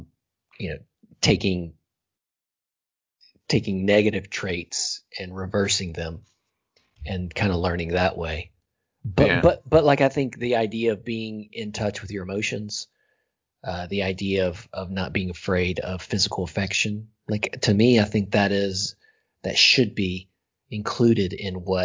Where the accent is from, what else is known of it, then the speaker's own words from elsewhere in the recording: the South, United States; growing up in the South